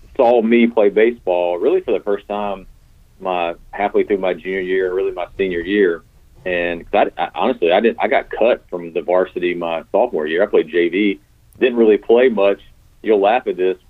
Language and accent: English; Garner, North Carolina, United States; also born or lived in Greenville, North Carolina; I grew up in Garner